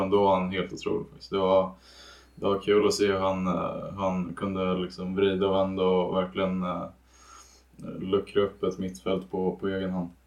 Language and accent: Swedish; Danderyd, Stockholm County, Sweden; Um, så jag är från Stockholm um, och har växt upp uh, tio minuter norr, från, norr om Stockholm i Danderyd.